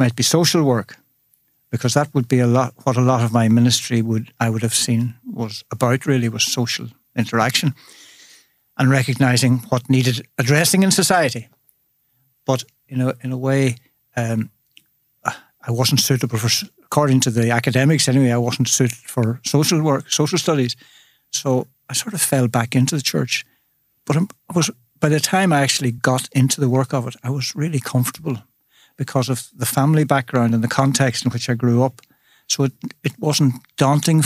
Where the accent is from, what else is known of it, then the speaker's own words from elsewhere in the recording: Dromore, Northern Ireland, United Kingdom; also born or lived in Pallaskenry, County Limerick, Ireland; I was born in County Limerick, Palaskenry, way back in the day. And by the time I was in sixth, I think, first year at primary school, I was up in the north in County Tyrone, and in a little village called Dromore